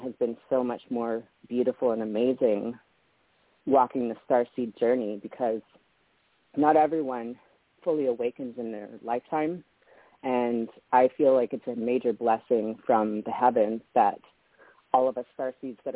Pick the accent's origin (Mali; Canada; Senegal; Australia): Canada; also born or lived in Las Vegas; now in Hawaii, United States; I was born in Canada